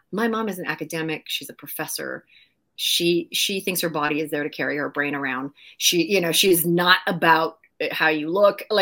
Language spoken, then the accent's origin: English; Maple Ridge, British Columbia, Canada; Yeah, in a tiny little town called Maple Ridge. Uh, we have some really cool people that came out of Maple Ridge.